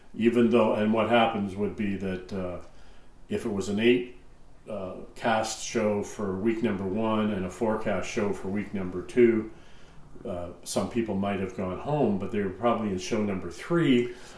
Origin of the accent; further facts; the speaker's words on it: Stouffville, Ontario, Canada; also born or lived in Welland, Ontario; I grew up in Stouffville, which is an hour away